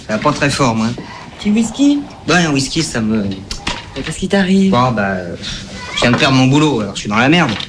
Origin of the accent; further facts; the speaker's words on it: France; Mais je suis français.